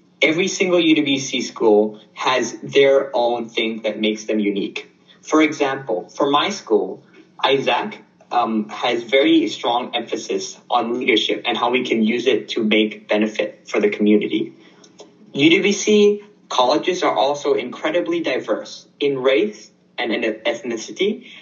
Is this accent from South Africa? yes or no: no; Thailand; moved away; also born or lived in Japan; I am from Thailand